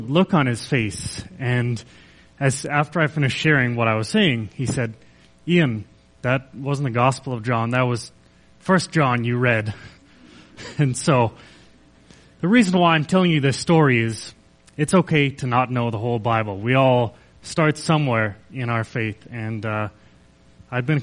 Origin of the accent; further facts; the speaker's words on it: Kelowna, British Columbia, Canada; I grew up in Kelowna, BC